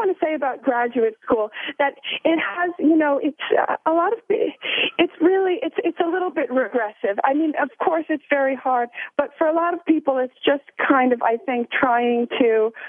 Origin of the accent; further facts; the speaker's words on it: Long Island, New York, United States; I'm from Long Island, so not too far. And my parents owned a party store when I was growing up